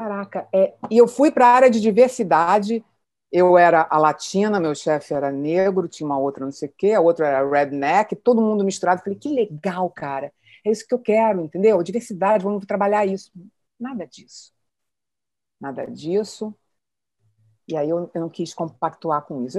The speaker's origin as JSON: {"language": "Portuguese", "region": "Rio de Janeiro", "country": "Brazil", "also_born_or_lived": "Petrópolis", "said": "Eu sou carioca"}